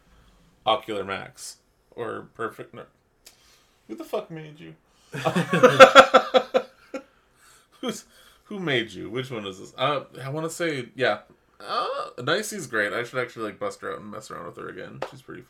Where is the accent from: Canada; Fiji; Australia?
Canada; We're from Canada.